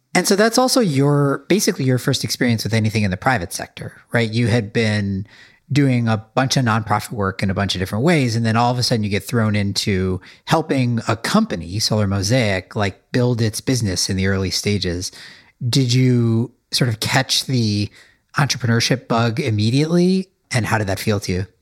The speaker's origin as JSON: {"language": "English", "region": "Midwest", "country": "United States", "tie": "born or raised there", "said": "I was brought up in the Midwest"}